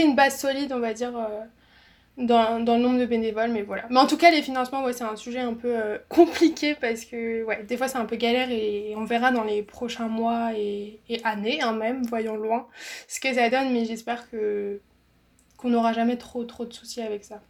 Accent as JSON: {"language": "French", "area": "Alsace", "region": "Grand Est", "country": "France", "said": "de base, je suis alsacienne"}